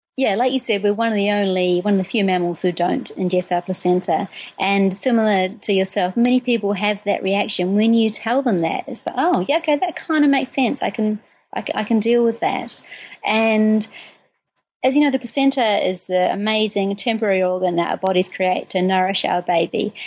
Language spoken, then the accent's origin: English; New Zealand; moved away as an adult; also born or lived in United Kingdom; I'm originally from New Zealand. I um, spent first 20 four years of my life there.